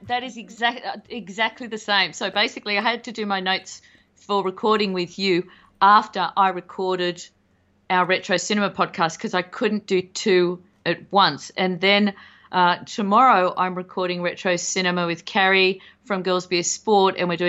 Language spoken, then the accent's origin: English; Australia; And I'm Australian, I should be used to that.